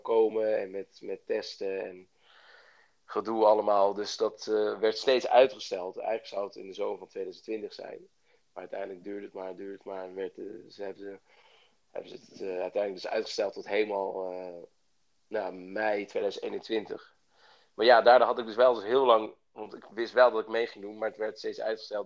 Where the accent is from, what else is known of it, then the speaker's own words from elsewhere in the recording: Bilthoven, Utrecht, Netherlands; moved away as an adult; now in Amsterdam, Netherlands; ik kom uit Beeldhoven